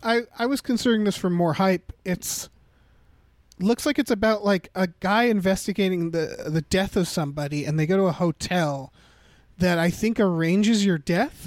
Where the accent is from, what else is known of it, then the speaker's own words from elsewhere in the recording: United States; I was born in America